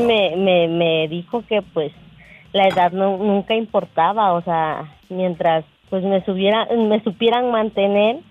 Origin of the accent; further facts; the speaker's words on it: Paraje Nuevo, Veracruz, Mexico; yo soy de Paraje Nuevo, Veracruz